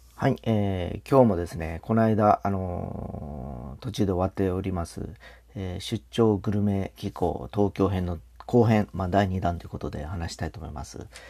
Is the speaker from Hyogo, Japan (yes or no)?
no; Fukuoka, Japan; 博多っ子